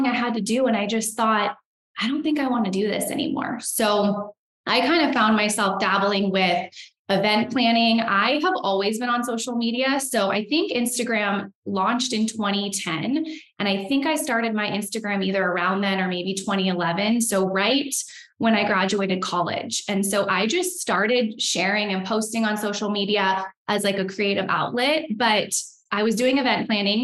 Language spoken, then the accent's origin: English; California, United States; moved away as an adult; now in Idaho, United States; I am born and raised in California